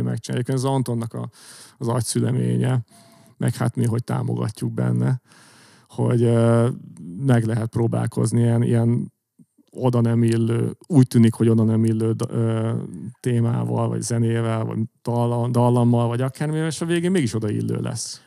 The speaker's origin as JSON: {"language": "Hungarian", "country": "Hungary"}